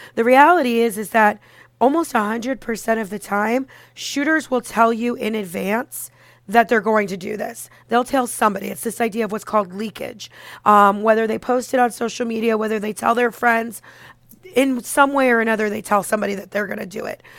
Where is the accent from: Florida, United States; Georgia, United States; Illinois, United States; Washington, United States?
Florida, United States; Parkland; moved away as an adult; also born or lived in Orlando, Florida; now in New York, United States; I grew up in the Parkland area and I went to college in Orlando.